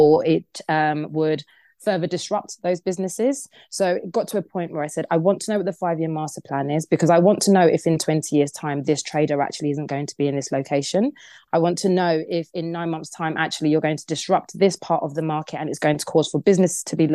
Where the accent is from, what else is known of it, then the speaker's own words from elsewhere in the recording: Crawley, South East England, United Kingdom; I grew up in Crawley.